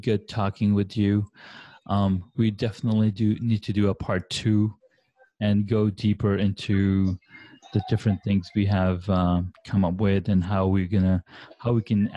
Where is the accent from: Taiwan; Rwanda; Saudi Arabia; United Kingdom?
Saudi Arabia; I grew up in Saudi Arabia